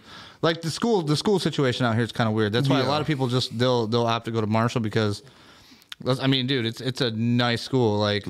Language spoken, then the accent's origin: English; Tunisia; I'm from Tunisia.